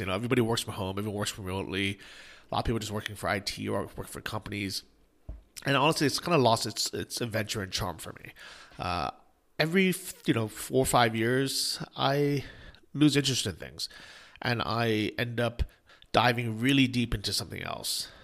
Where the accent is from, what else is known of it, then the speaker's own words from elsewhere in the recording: United States; moved away as an adult; also born or lived in Ukraine; being an American